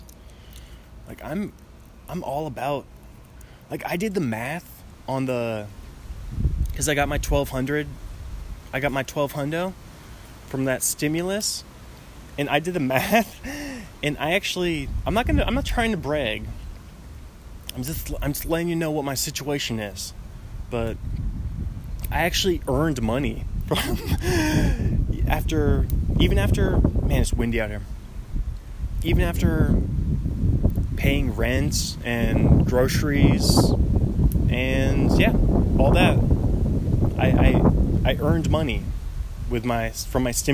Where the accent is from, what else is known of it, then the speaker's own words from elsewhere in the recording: Seattle, Washington, United States; also born or lived in Northridge, Los Angeles; now in Los Angeles, United States; I'm from Seattle